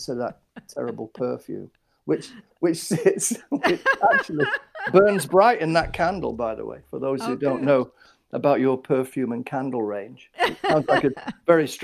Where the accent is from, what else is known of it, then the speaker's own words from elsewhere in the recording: Manchester, North West England, United Kingdom; we moved from North Manchester to South Manchester, which is Burnage, which is where I grew up between about the age of 8 and 18